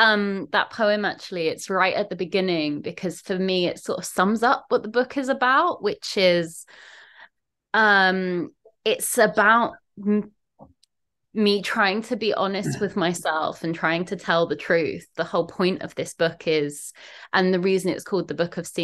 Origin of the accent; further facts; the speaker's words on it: South East England, United Kingdom; now in Manchester, United Kingdom; as you may notice from the accent, I'm not originally from Levingium. I'm from down south, sort of the London, Kent, the smushy area in between London and Kent. Moved up to Manchester 5-6 years ago now